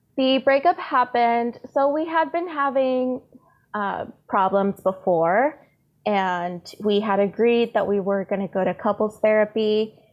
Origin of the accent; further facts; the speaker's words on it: San Diego, California, United States; also born or lived in Tijuana; I was born in San Diego, but my family is all in Tijuana. So I've always been back and forth across the border.